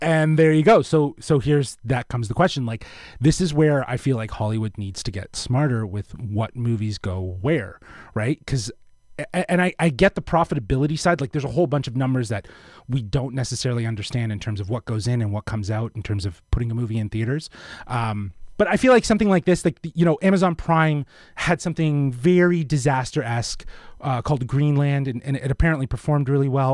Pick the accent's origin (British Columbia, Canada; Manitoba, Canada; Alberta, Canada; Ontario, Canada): Ontario, Canada; Toronto; we're from Toronto